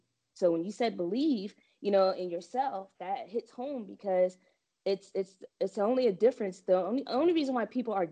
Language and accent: English; New Jersey, United States; growing up in New Jersey, I pretty much stayed in a house and everything